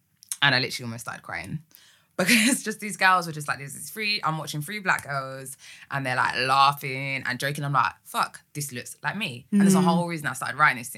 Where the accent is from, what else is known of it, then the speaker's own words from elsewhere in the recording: Essex, East of England, United Kingdom; I was an Essex girl